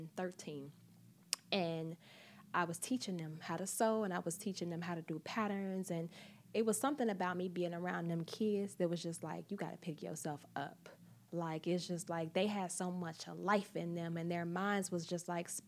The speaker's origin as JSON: {"language": "English", "town": "Chicago", "region": "Illinois", "country": "United States", "moved": "yes", "lives_now": "New York, United States", "said": "I'm from Chicago. I'm from the Midwest. I moved to New York by myself."}